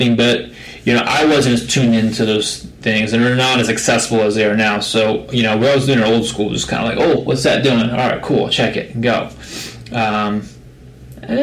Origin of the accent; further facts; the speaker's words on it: Florida, United States; also born or lived in San Francisco; now in Southern California, United States; growing up in Florida